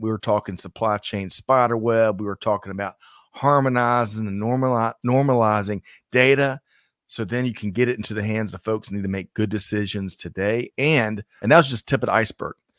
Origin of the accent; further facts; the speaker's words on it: South Carolina, United States; my home state of South Carolina